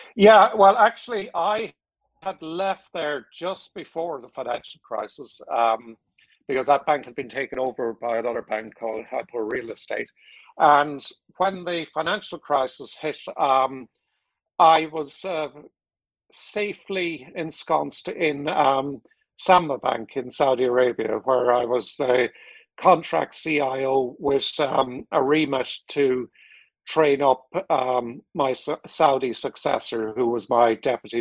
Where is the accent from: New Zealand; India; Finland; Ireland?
Ireland; moved away as an adult; also born or lived in United States / Singapore / Philippines; I'm Irish.